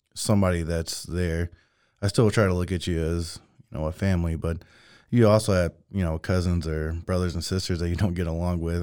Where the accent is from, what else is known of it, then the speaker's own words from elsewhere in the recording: Mexia, Texas, United States; I come from Mejia